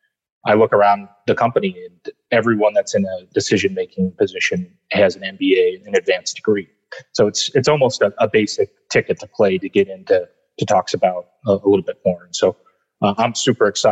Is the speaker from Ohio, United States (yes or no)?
yes; Cincinnati, Ohio, United States; moved away; also born or lived in Davidson; I'm originally from Cincinnati, born and raised, went to Davidson